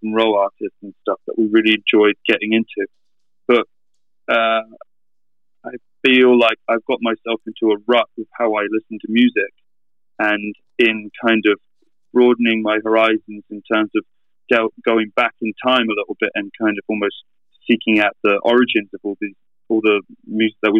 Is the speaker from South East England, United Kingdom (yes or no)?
yes; Reading, South East England, United Kingdom; my hometown, you know, 60 miles away